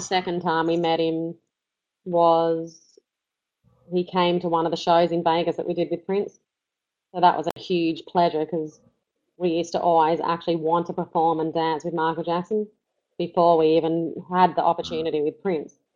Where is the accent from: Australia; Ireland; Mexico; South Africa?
Australia; we're from Australia